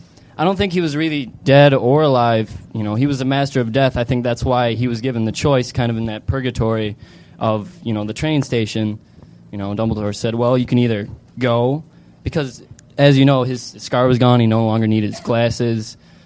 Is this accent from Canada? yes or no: no; Jackson, Michigan, United States; I'm from Jackson, Michigan. Prison City.